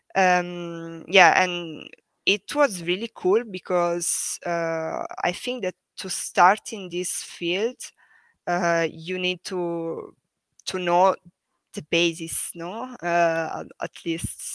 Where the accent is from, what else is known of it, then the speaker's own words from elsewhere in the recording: Tursi, Basilicata, Italy; moved away as an adult; also born or lived in Florence, Italy / Venice, Italy; now in Berlin, Germany; I come from a little town in the south of Italy. The name is Tursi, uh, near Matera. So I come from Basilicata